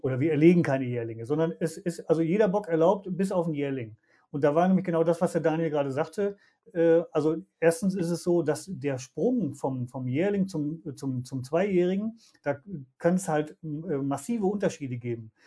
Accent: Germany; wir als Deutsche

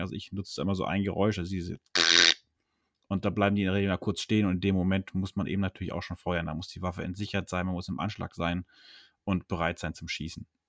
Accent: Höxter district, North Rhine-Westphalia, Germany; moved away; da wo ich zu Hause, wo ich herkomme, also Kreis Höxter, bzw. Nachbarkreis

